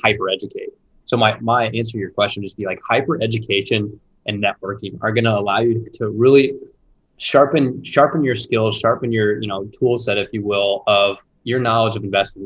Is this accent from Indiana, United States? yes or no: yes; Indianapolis, Indiana, United States; I born and raised in Indianapolis